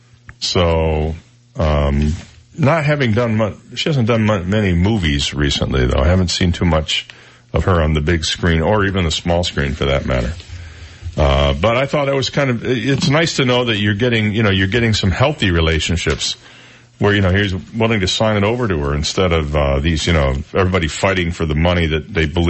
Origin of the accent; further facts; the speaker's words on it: Midwest, United States; accent: Midwestern; Well, I'm from the Midwest, and I had to learn to do away with most of my Midwestern accent, although I do discover at times when I hear my recorded voice that I slip back into it.